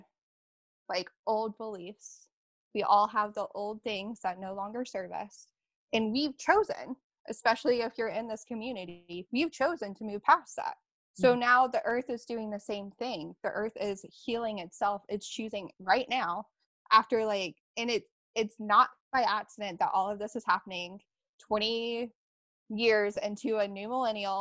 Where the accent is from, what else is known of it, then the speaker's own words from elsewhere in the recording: Alabama, United States; I grew up in Alabama.